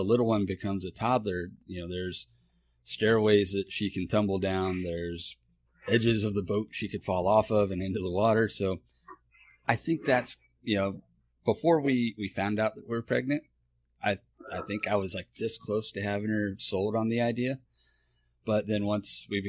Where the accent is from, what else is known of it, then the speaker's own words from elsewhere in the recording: Bandera, Texas, United States; now in Houston, United States; I grew up out in Bandera.